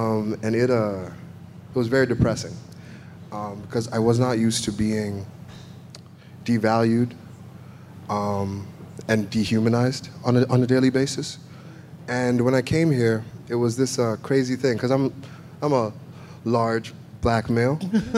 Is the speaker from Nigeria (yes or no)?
yes; Nigeria; moved away as an adult; also born or lived in Africa; now in United States; I grew up in Nigeria and then all over Africa.